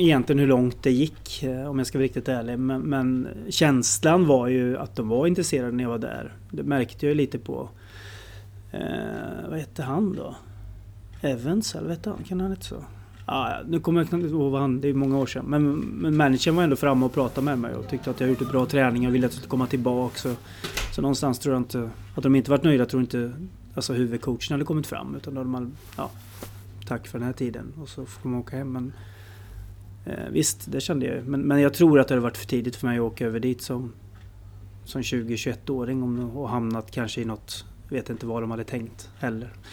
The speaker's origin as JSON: {"language": "Swedish", "town": "Stockholm", "region": "Stockholm County", "country": "Sweden", "tie": "born or raised there", "said": "när jag föddes i Stockholm"}